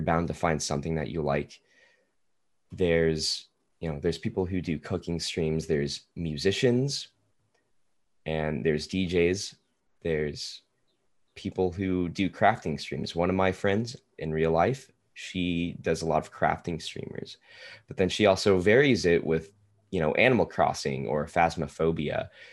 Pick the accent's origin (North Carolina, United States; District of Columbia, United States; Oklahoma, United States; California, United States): Oklahoma, United States; Tulsa; now in Oklahoma City, United States; I currently live in Oklahoma City. I am from Tulsa, though